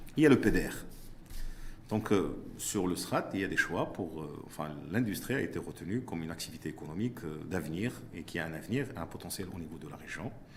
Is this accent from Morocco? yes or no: yes; Morocco; je suis marocain, j'investis au Maroc.